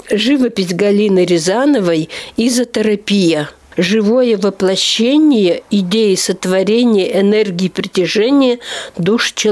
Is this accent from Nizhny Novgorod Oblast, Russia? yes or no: no; Nylga, Udmurtia, Russia; born there; also born or lived in Izhevsk; да, я родилась в Ижевске. Считается но оказывается, я родилась в Нылге.